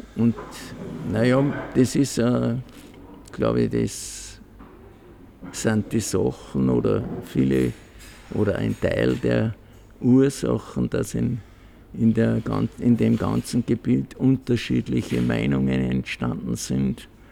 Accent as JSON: {"language": "German", "town": "Lend", "region": "Salzburg", "country": "Austria", "tie": "born or raised there", "said": "ich bin am 17. Jänner 40 geboren in Scharkendorf 14. Das ist da bei Mühlwirt am Dentnergraben bei meiner Großmutter."}